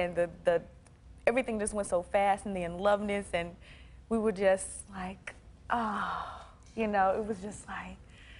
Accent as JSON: {"language": "English", "region": "the South", "country": "United States", "said": "Yeah, I'm from the South"}